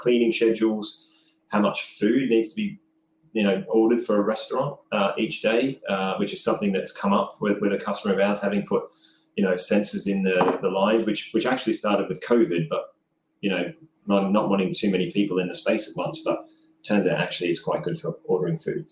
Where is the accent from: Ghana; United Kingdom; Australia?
Australia; I'm Australian